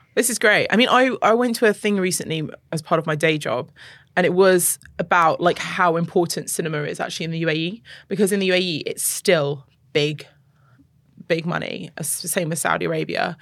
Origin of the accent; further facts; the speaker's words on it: London, United Kingdom; now in UAE; I grew up partially in London